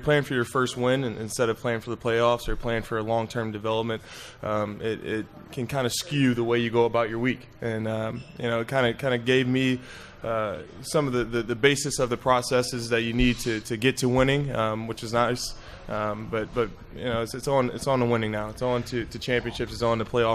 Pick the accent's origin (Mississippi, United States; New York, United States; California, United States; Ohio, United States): Ohio, United States; Toledo; moved away; Growing up in Toledo, Ohio